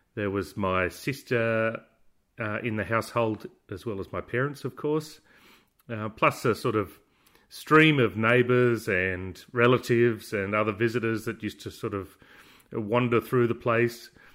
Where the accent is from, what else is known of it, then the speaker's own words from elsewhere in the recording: Bourke, New South Wales, Australia; I was born in, uh, Darling Street and grew up in Darling Street.